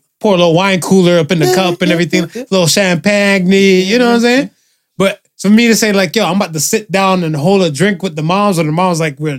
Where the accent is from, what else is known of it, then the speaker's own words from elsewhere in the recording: United States; Me, growing up in America